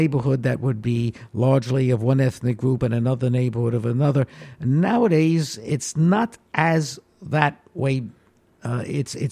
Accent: New York City, New York, United States; I was born in the Bronx, and I've lived in the Bronx my entire life

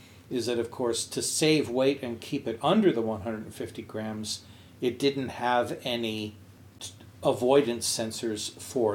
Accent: outside of Montreal, Quebec, Canada; my hometown, outside of Montreal

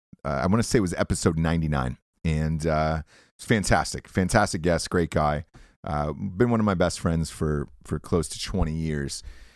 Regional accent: Georgia, United States; also born or lived in Peoria, Illinois; I'm originally from Georgia. Grew up there most of my life. Was born in Peoria, Illinois. Parents got divorced. And then my mom got remarried and we moved to Georgia. So I pretty much grew up there. K through 12 was my experience in Georgia.

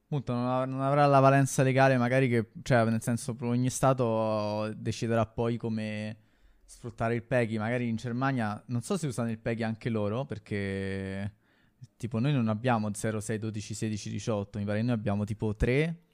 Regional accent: Rome, Lazio, Italy; io a Monteverde

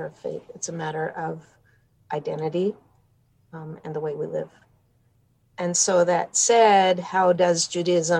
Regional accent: Los Angeles, California, United States; now in St. Paul, Minnesota, United States; I am originally from Los Angeles, California

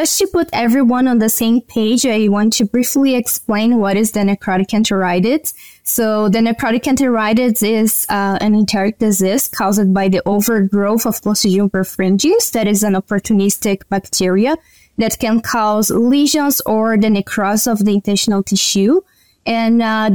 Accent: Brazil; moved away as an adult; also born or lived in Paraná, Brazil / Alberta, Canada; now in Canada; I'm from Brazil, and I did my undergrad

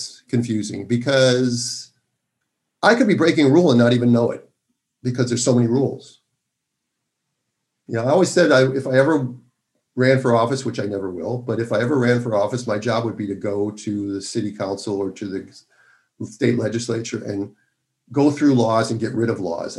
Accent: Minnesota, United States; moved away; I'm from Minnesota, and I have an affinity for my home state, even though I haven't lived there since 1982

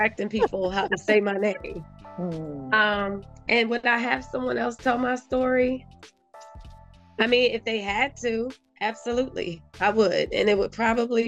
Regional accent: North Carolina, United States; moved away as an adult; also born or lived in Ohio; now in Philadelphia, United States; Originally, I'm from Ohio. I grew up between North Carolina and Ohio

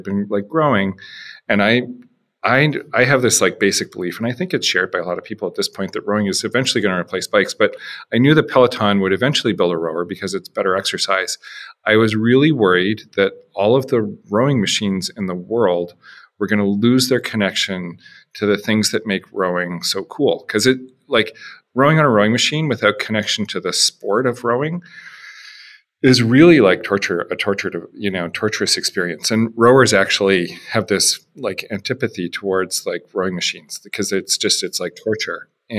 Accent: Canada; moved away as an adult; also born or lived in Chicago; I'm Canadian.

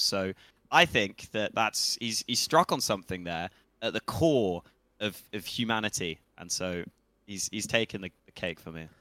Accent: England, United Kingdom; we're just English. English as they come

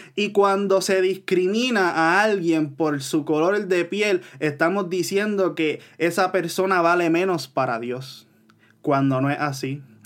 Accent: Puerto Rico; yo como puertorriqueño, que no soy ah, negro

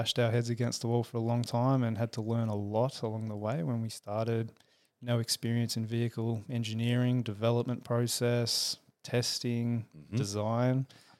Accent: Perth, Western Australia, Australia; also born or lived in Sydney; now in Melbourne, Australia; So long story short, born in Sydney, raised in Perth.

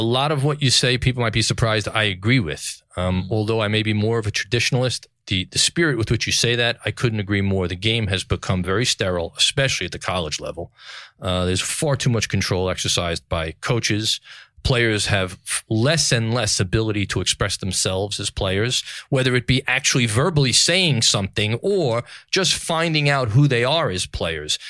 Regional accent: New York City, New York, United States; New York City, the greatest city in the world, my hometown

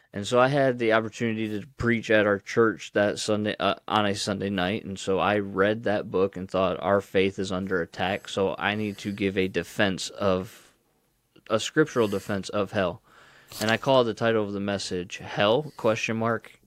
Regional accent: Ohio, United States; I grew up in Ohio

